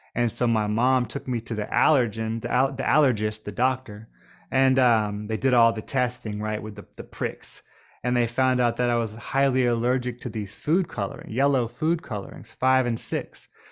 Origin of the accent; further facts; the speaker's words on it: Nashville, Tennessee, United States; also born or lived in Trelawny Parish, Jamaica; growing up near Nashville, Tennessee, right outside of downtown